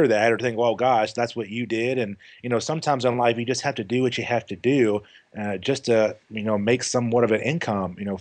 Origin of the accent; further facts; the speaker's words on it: Louisville, Kentucky, United States; moved away as an adult; also born or lived in New Mexico; I moved back to Louisville, Kentucky, because I'm originally from Louisville, Kentucky.